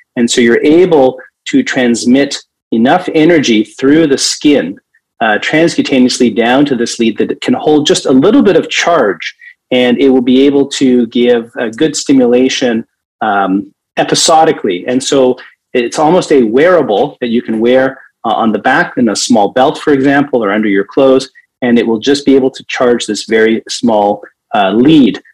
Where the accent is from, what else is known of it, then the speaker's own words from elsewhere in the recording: Toronto, Ontario, Canada; my hometown of Toronto